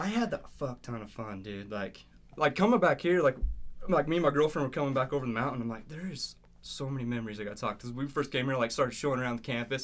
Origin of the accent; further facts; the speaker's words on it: Dingle, Idaho, United States; I grew up in a little town called Dingle, actually, outside of Montpelier